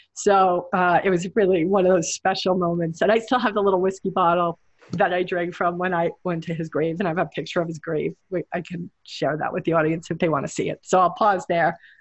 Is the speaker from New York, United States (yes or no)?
yes; New York City, New York, United States; moved away as an adult; now in Hawaii, United States; I'm a New Yorker. I'm born in Brooklyn